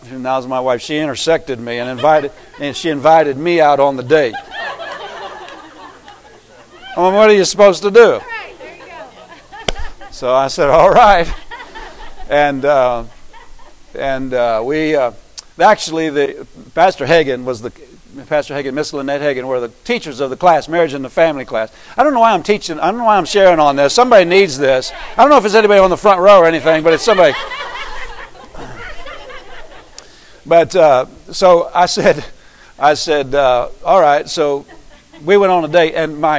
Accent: Pennsylvania, United States; moved away; I came from Pennsylvania

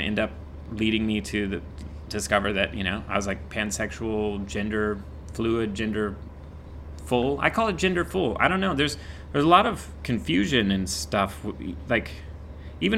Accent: Indiana, United States; moved away as an adult; now in Los Angeles, United States; I grew up in Indiana, went straight to makeup school, and right after makeup school, I went straight

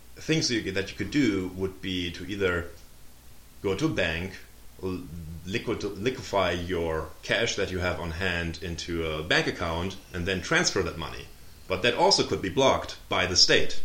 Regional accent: Germany; English is a second language; moved away as an adult; also born or lived in Tampa, Florida / Munich; now in United States; I'm uh, originally born and raised in Germany uh, until age 23, and then I moved to the US

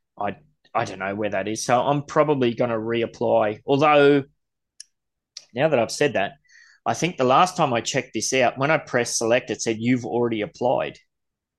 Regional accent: Gold Coast, Queensland, Australia; I'm from the Gold Coast

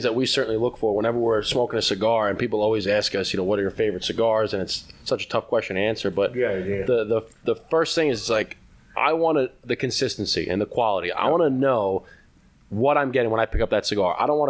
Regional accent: New York, United States; Yeah, I mean, we're from New York, so we got to pay extra now.

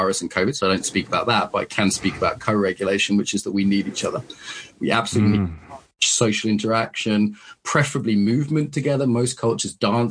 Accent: Soham, East of England, United Kingdom; I grew up in Soham

